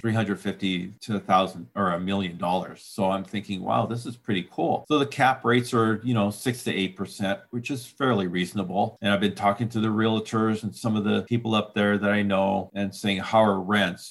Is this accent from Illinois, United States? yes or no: no; Washington, United States; here in Washington, in my hometown